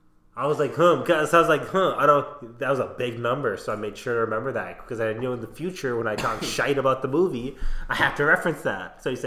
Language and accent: English; Minnesota, United States; we're from Minnesota, we sure as hell aren't nice.